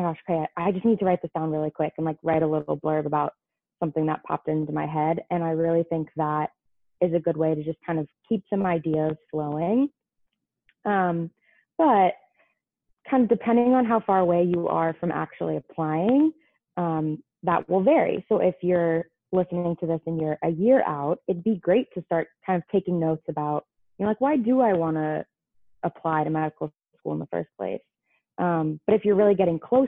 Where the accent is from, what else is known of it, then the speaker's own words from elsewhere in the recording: California, United States; moved away; I am from California